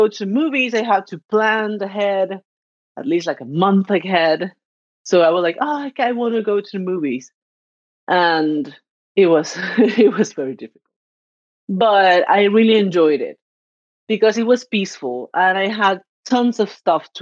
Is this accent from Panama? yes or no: yes; Arraiján, Panamá Oeste, Panama; now in Zadar, Croatia; I'm from Panama, and I'm currently living in Zadar, Croatia